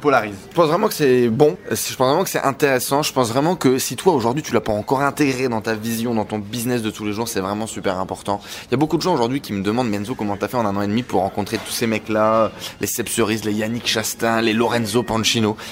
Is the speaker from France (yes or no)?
yes; Vercors, Auvergne-Rhône-Alpes, France; also born or lived in Douchy; Je viens du fond du Vercors